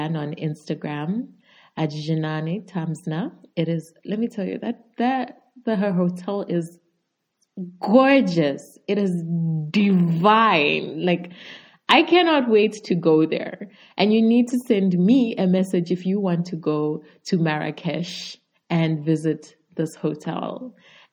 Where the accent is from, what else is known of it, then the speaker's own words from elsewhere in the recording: Zambia; I'm from Zambia and obviously a Zambian podcaster.